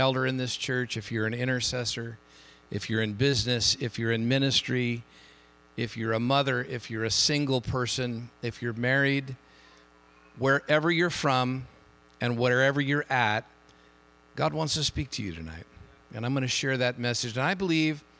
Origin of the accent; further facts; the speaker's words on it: Hayward, California, United States; now in San Jose, United States; I grew up in Hayward